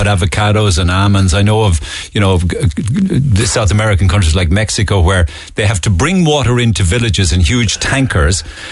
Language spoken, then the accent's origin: English; Cork, Munster, Ireland; I'm from Cork